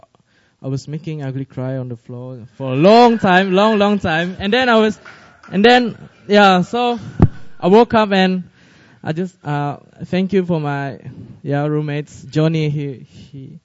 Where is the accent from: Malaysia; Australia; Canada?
Malaysia; now in Seoul, South Korea; I'm from Malaysia